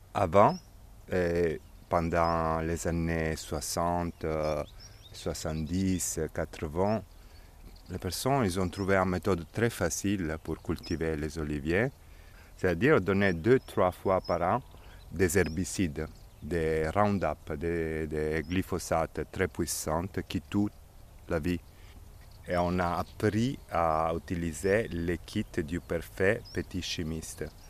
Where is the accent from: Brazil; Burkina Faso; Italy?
Italy; Diso, Apulia; moved away as an adult; Je suis né ici, à Dizo, où on se trouve maintenant, il y a 50 ans. Quand j'étais petit, dans la maison où on se trouve maintenant